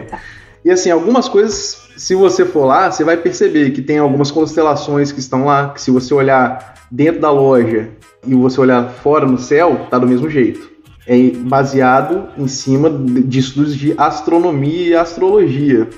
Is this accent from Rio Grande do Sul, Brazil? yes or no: no; Espírito Santo, Brazil; eu sou do Espírito Santo